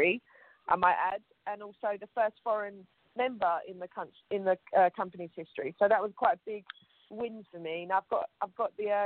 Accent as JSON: {"language": "English", "region": "London", "country": "United Kingdom", "accent": "Cockney", "said": "I'm very, you know, very southern British. I'm from London, and I'm very East End, so we have a very particular voice"}